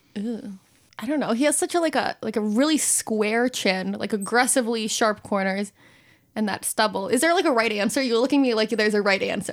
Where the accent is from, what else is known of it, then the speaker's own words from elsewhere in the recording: Detroit Lakes, Minnesota, United States; moved away as an adult; also born or lived in Saint Paul, Minnesota; now in Fargo, United States; I'm originally from Detroit Lakes, Minnesota.